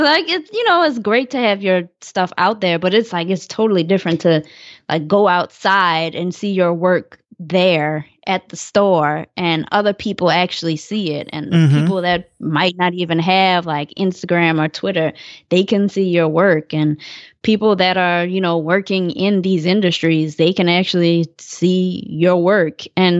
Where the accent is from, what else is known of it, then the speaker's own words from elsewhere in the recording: New Orleans, Louisiana, United States; I don't know if that necessarily had to do a lot with me living in New Orleans.